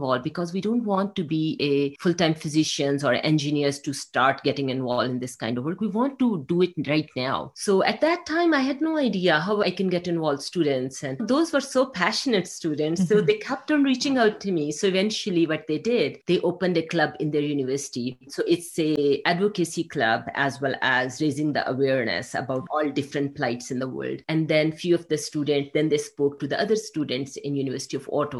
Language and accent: English; Pakistan; English is a second language; moved away; I grew up in a developing country in Pakistan